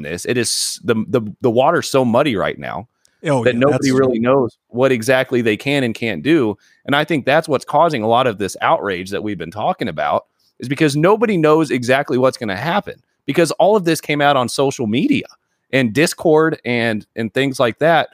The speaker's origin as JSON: {"language": "English", "town": "Terre Haute", "region": "Indiana", "country": "United States", "tie": "born or raised there", "said": "I grew up an hour away from the racetrack in Terre Haute"}